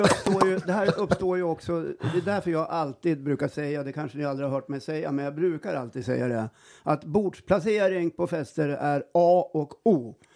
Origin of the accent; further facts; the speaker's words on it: Jämtland, Sweden; vi är ju från Jämtland, mm. här, sitter i Östersund och spelar in den här podden